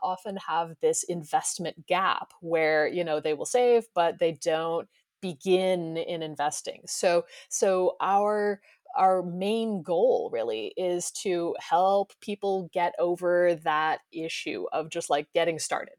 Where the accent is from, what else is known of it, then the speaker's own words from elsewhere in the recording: United States; moved away; I grew up in the United States